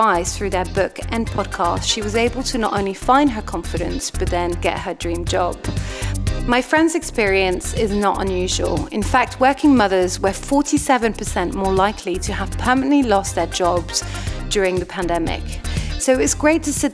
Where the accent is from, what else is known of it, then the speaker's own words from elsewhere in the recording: France; growing up in France